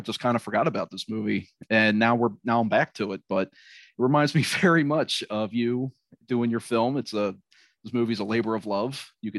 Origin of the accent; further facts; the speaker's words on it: Pasadena, California, United States; Growing up in Pasadena